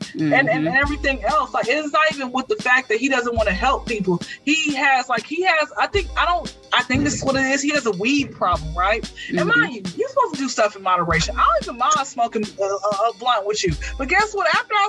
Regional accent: Georgia, United States; I come from the Bible Belt, South Georgia, blah, we learned this in church.

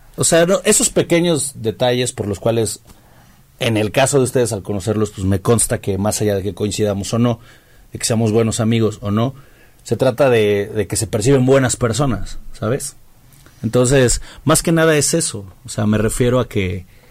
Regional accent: Mexico; nosotros como mexicanos

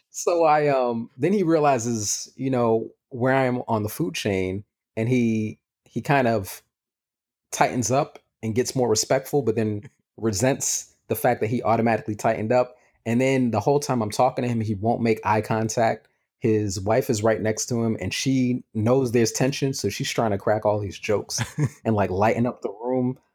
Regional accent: New York City, New York, United States; I'm from New York too

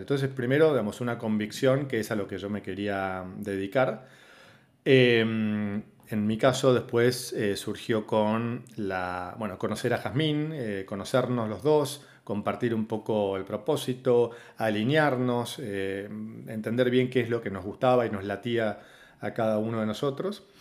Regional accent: Argentina; moved away as an adult; also born or lived in Monterrey, Mexico; now in Paraguay; Yo estoy viviendo en Paraguay hace un poquito más de seis años, soy originalmente de Argentina

